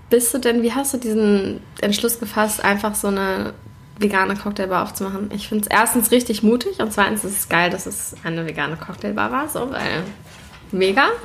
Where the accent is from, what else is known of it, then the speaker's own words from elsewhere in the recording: Lübeck, Schleswig-Holstein, Germany; also born or lived in Berlin; Ich habe neun Jahre in Berlin gelebt, bin jetzt wieder zurück in meiner Heimat Lübeck.